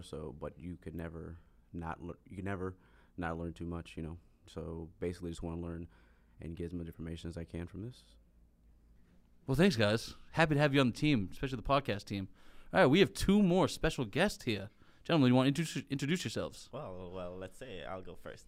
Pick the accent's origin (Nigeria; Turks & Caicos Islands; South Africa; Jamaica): Jamaica; moved away; international student here uh, in MCBS. I'm from Jamaica